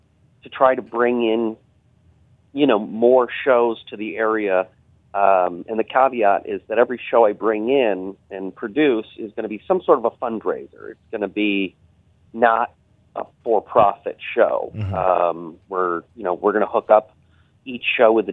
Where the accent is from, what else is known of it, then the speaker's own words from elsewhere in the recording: Berkshires, Massachusetts, United States; moved away; also born or lived in Manhattan, New York; my hometown